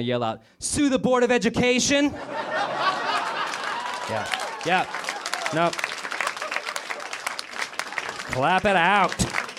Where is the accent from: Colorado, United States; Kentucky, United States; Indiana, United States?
Colorado, United States; Denver; Best ad I've ever heard happens in my hometown of Denver, Colorado during the baseball games.